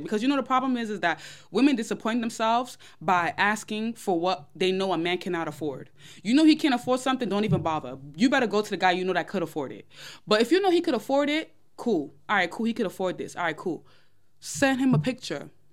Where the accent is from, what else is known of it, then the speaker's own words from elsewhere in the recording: New York, United States; I'm from New York.